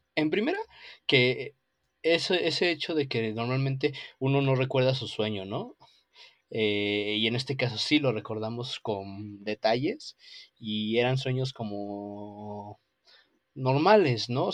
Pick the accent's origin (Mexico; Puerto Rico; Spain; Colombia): Mexico; aquí en México